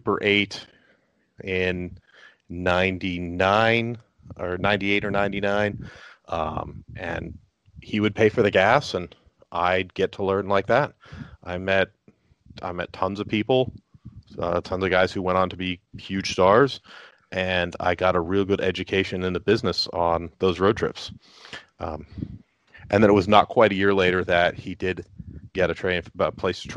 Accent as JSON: {"language": "English", "region": "Georgia", "country": "United States", "tie": "born or raised there", "said": "I ran a first show as a benefit for the Make-A-Wish Foundation in Georgia."}